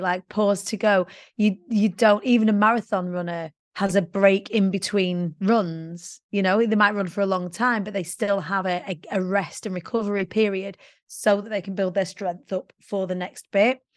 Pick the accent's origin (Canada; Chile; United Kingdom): United Kingdom; Preston, North West England; I was born in the Council of States of Preston.